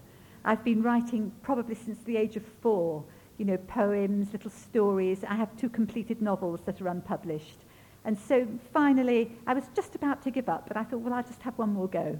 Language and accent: English; England, United Kingdom; first language Ukrainian; also born or lived in Germany; I was born in Germany at the end of the war, yes. And grew up in England.